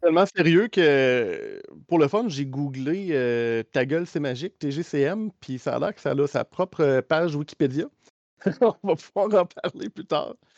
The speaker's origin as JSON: {"language": "French", "region": "Quebec", "country": "Canada", "accent": "Québécois", "said": "je pense par l'accent, on se trahit. on est québécois vraiment pur laine, les deux."}